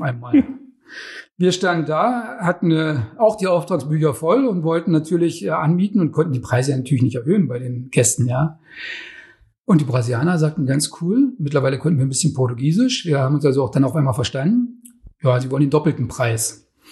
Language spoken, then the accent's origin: German; Germany; Ursprünglich bin ich ja in der DDR groß geworden